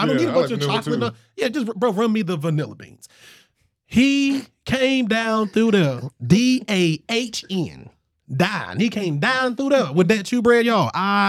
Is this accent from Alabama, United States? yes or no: yes; Selma, Alabama, United States; now I'm from the country. I'm from Selma, baby. I got a poster of Selma on my wall.